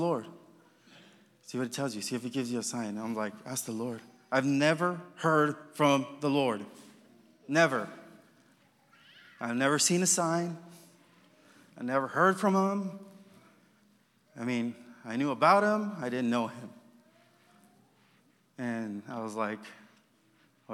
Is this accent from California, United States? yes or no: yes; Los Angeles, California, United States; moved away as an adult; now in Kentucky, United States; I come from Los Angeles, from California